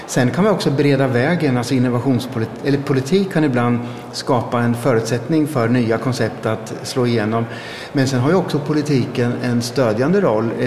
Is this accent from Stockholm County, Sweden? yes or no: no; Östergötland, Sweden; det är mitt hemlän